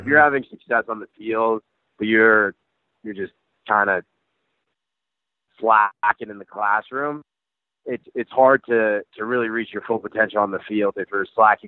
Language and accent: English; Northeast, United States; I'm from the Northeast. Like everything I did was like the Northeast coast, you know